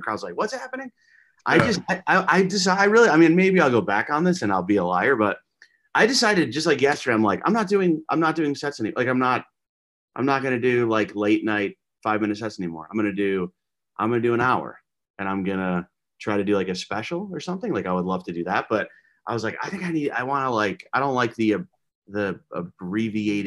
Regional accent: Alaska, United States; I'm from Alaska.

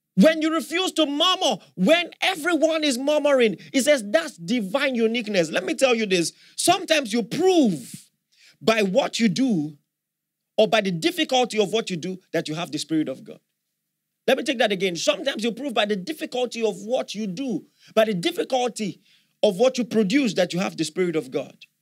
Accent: Nigeria; as a Nigerian

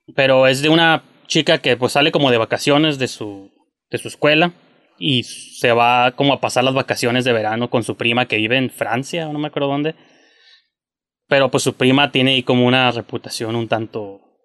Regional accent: Mexico; soy mexicano

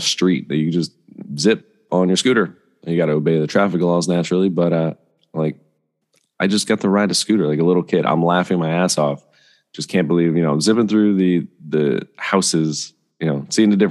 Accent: Bethlehem, Pennsylvania, United States; I'm from Bethlehem, Pennsylvania

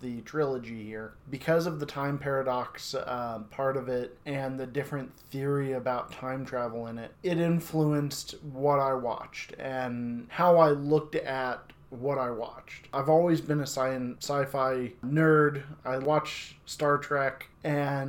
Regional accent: United States; I'm from McPherson County, born and raised, so I'm from here

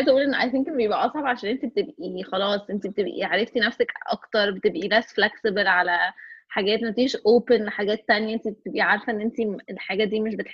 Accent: Egypt; احنا شله مصريه

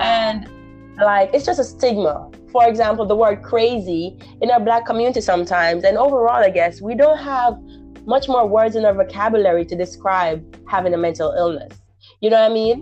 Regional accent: Jamaica; now in Florida, United States; Jamaican, I'm Jamaican, so I know the issue with our society in Jamaica

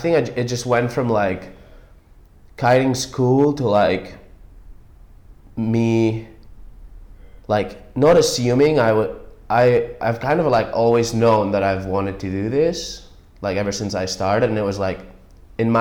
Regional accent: Empuriabrava, Catalonia, Spain; My town's called Empuria Brava, like north of Barcelona in the Costa Brava.

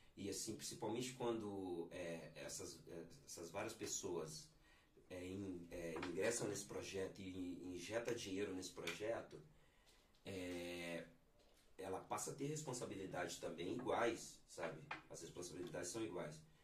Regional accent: Belo Horizonte, Minas Gerais, Brazil; moved away as an adult; sou natural de, de Minas Gerais, né? especificamente de Belo Horizonte

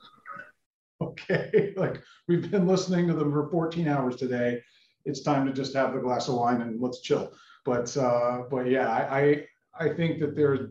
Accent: Toronto, Ontario, Canada; I grew up in Toronto, Canada.

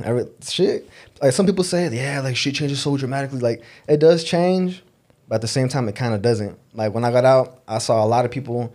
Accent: Denver, Colorado, United States; also born or lived in Los Angeles, California; I was born in Los Angeles, California. I moved out to Denver since I was like a little kid, like 4 years old, 5 years old. So I grew up out here the whole time

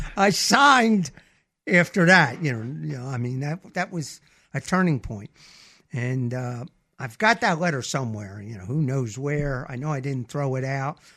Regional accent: Camden, New Jersey, United States; moved away as an adult; now in Mobile, Alabama, United States; I'm from Philadelphia area, Camden, New Jersey, Woodrow Wilson High School.

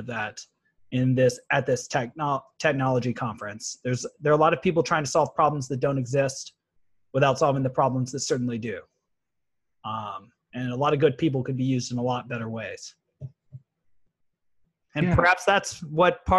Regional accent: Atlanta, Georgia, United States; now in Escondido, United States; I work in Escondido. I'm from Atlanta.

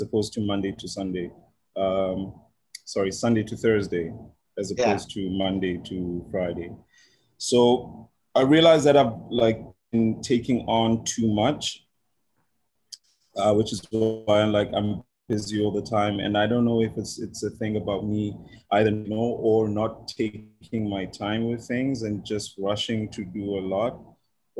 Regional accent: South Africa; moved away as an adult; now in Riyadh, Saudi Arabia; I'm South African

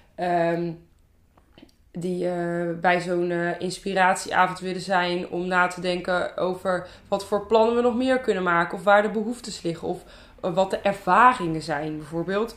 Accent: Zeeland, Netherlands; now in Ede, Netherlands; ik ben echt een verschrikkelijk Zeeuws meisje eigenlijk. Want ik wil altijd zeggen dat ik uit Zeeland kom

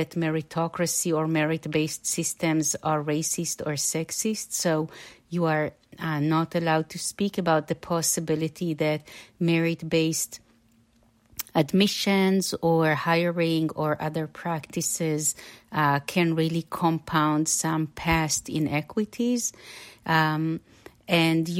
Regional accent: Israel; now in United States; I'm an immigrant from Israel and the product of the public schools over there.

